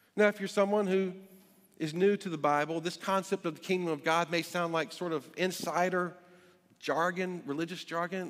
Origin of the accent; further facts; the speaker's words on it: Greensboro, North Carolina, United States; now in Alexandria, United States; My physical birth certificate says I was born in Greensboro, North Carolina